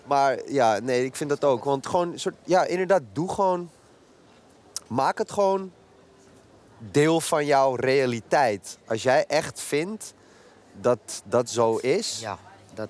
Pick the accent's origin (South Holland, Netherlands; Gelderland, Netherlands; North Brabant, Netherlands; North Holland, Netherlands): North Holland, Netherlands; Amsterdam; ik uit Noord kom en daar gewoon op de basis... gewoon de middelbare school op gezeten